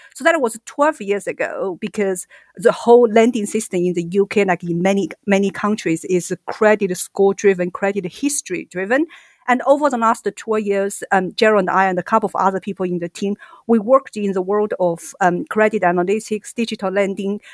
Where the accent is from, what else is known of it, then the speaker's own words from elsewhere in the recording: China; moved away as an adult; also born or lived in Singapore; now in United Kingdom; Originally, I'm from China